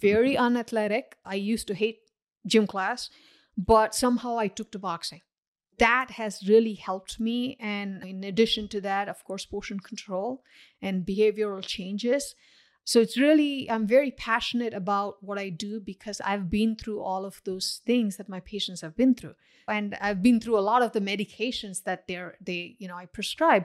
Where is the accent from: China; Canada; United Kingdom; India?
India; now in Paramus, United States; I grew up in India, where culturally it's not considered taboo to comment on other people's weight.